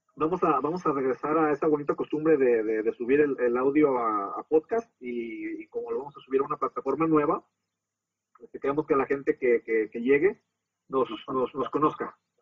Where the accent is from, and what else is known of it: Mexico